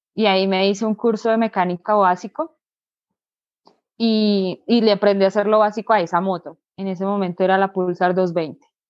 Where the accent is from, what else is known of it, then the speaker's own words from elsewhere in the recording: Bogotá, Colombia; yo soy de Colombia, exactamente del departamento de Cundinamarca, en la capital, Bogotá.